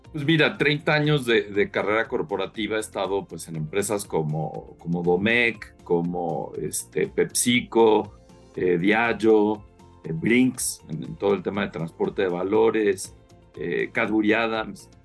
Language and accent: Spanish; Mexico; soy más mexicano que, que en Chile eh, y me encanta este, pues, mi país